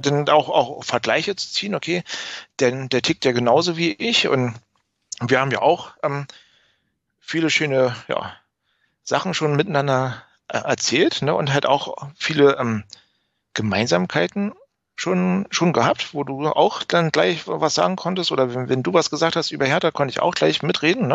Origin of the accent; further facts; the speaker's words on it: Berlin, Germany; moved away as an adult; now in Weimar, Germany; ich bin ein, ein waschechter Berliner, also Eke Eke, Berliner. Ich bin in wunderschönen Reinickendorf 1982 geboren worden im ja, Stadtteil Frohnau. Ja, bin in Märkischen Viertel zur Schule gegangen